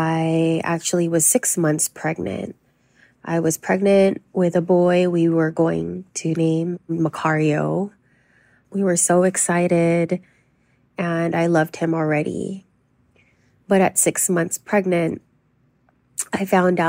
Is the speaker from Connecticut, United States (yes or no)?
no; Los Angeles, California, United States; I was born and raised in Los Angeles to an immigrant Filipino family